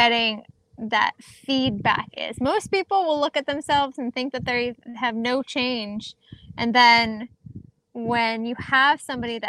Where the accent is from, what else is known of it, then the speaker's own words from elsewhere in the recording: New Jersey, United States; I'm from New Jersey.